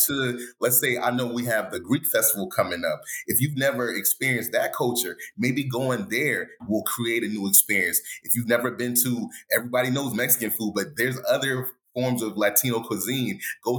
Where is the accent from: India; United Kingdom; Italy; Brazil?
United Kingdom; England; born there; Oh, they're from this part of England. Guess what? I was born in England.